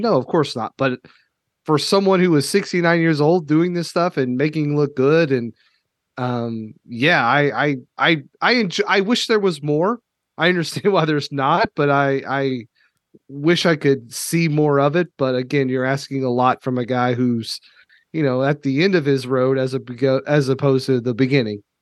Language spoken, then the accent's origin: English; Kentucky, United States; I'm from Kentucky